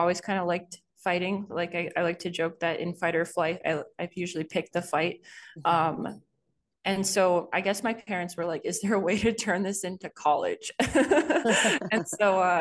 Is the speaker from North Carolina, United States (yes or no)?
no; Boston, Massachusetts, United States; also born or lived in Boulder, Colorado; I was born in Boulder, Colorado. And then we moved to Massachusetts to continue my sister's treatment. in Boston. So around that time is I was like a pretty young kid